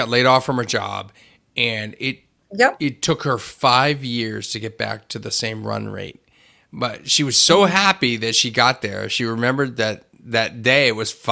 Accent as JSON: {"language": "English", "town": "Hershey", "region": "Pennsylvania", "country": "United States", "tie": "born or raised there", "said": "Growing up in Hershey and from Hershey"}